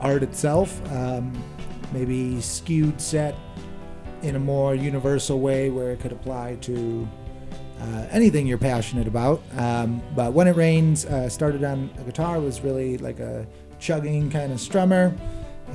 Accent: Milwaukee, Wisconsin, United States; we're from Milwaukee, and Wisconsin itself is a great festival place

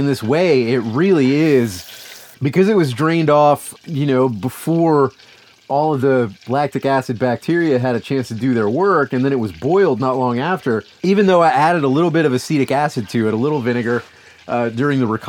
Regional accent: Louisiana, United States; I'm from Louisiana

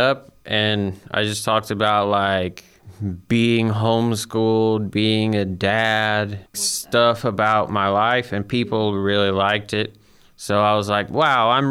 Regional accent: Huntsville, Alabama, United States; also born or lived in Guntersville, Alabama; I grew up around Huntsville

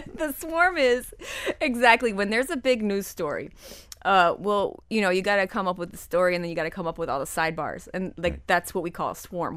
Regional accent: Detroit, Michigan, United States; also born or lived in Dominican Republic; now in Kendall, United States; when I was growing up in Detroit in like the 80s and 90s

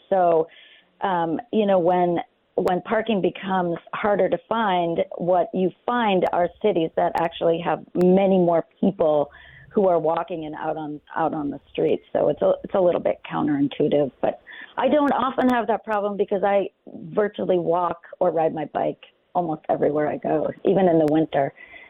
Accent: Rochester, New York, United States; moved away as an adult; I grew up in Rochester, and then I moved away to become an advocate for all the things that we're talking about today. And the sole reason that I'm living back here in Rochester is that I came back and I saw this incredible city coming back to life

